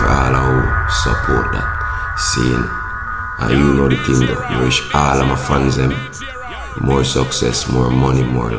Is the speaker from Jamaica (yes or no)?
yes; Jamaica; more remind we as Jamaican